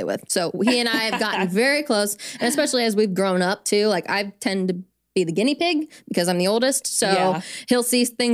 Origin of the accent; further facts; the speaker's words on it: Huntington, Indiana, United States; I grew up in Huntington, been here my whole life